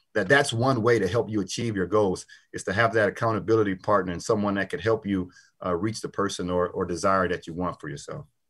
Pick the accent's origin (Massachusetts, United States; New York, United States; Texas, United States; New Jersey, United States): Texas, United States; Port Arthur; I grew up in Port Arthur, Texas